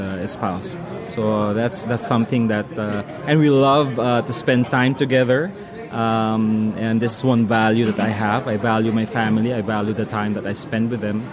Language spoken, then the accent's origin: English; Philippines; I'm from the Philippines